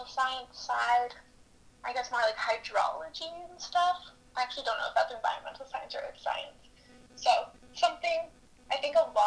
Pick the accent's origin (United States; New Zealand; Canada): Canada; Ontario; moved away as an adult; now in Kelowna, Canada; I'm from Ontario.